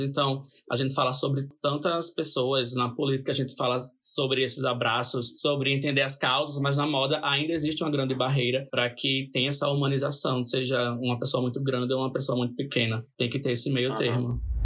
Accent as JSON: {"language": "Portuguese", "town": "Natal", "region": "Rio Grande do Norte", "country": "Brazil", "said": "me perguntam de onde eu sou. Né? Mesmo eu, em todas as publicações eu coloco Natal, Natal, Natal lá em cima, né? na localização"}